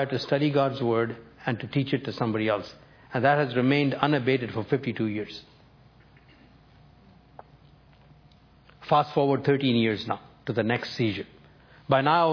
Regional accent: New Delhi, Delhi, India; first language Tamil; English is a second language; New Delhi, India, my hometown

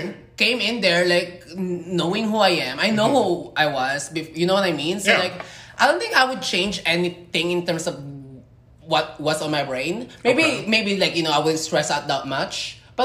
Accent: Philippines; moved away; I grew up in the Philippines and I was a lady boy.

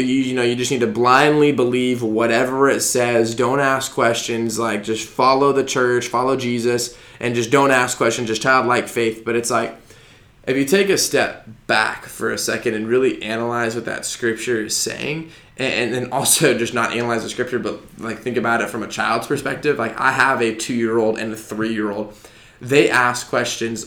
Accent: Arizona, United States; moved away as an adult; also born or lived in Denver, Colorado; now in Georgia, United States; I grew up in Arizona, went to college in Denver, Colorado

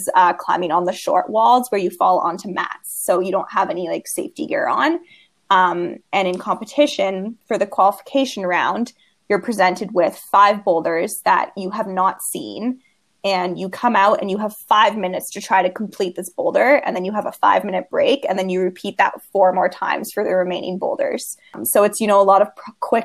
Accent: Canmore, Alberta, Canada; moved away as an adult; now in Victoria, Canada; growing up in Canmore was definitely a unique experience.

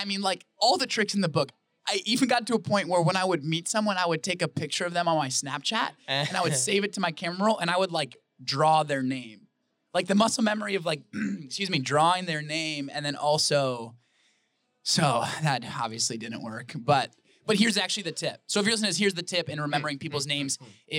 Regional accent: Wisconsin, United States; now in Arizona, United States; I love Arizona. I am really, really loving it here. I'm originally from Wisconsin, but I'm loving it here.

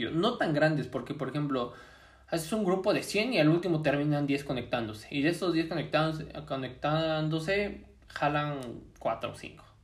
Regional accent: Puebla, Mexico; Ah, pues yo soy de Puebla

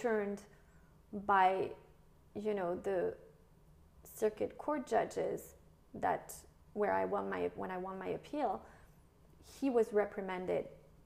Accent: New York, United States; moved away as an adult; now in Monaco; I was from New York

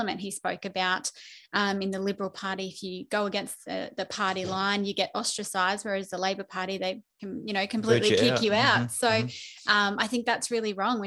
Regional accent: Toowoomba, Queensland, Australia; also born or lived in Townsville; I'm a Toowoomba local through and through. I was born in Townsville

